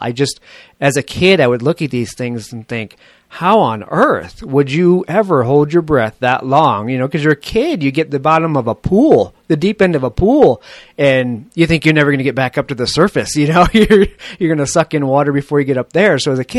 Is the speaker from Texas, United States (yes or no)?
no; Connecticut, United States; when I grew up in Connecticut